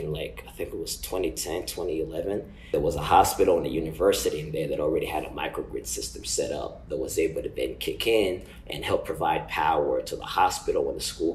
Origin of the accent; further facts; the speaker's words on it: Uganda; moved away; I'm from Uganda, a small country in East Africa